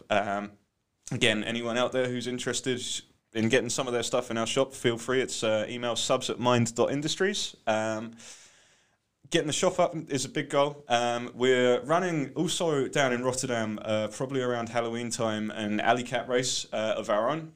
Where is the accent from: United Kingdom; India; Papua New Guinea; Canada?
United Kingdom; you're bloody British